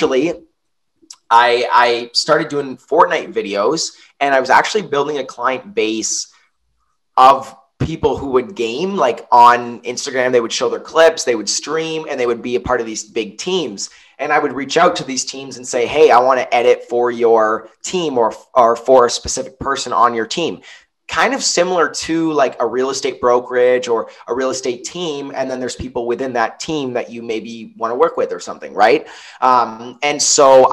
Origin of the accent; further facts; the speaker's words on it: Niagara-on-the-Lake, Ontario, Canada; I'm from Niagara on the Lake. My mom's American. She moved here, met my dad. They built a house here. I haven't moved anywhere else